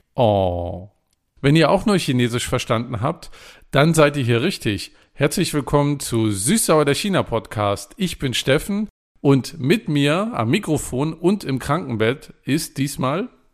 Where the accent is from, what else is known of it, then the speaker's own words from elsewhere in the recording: East Germany, Germany; ich bin ja in der DDR groß geworden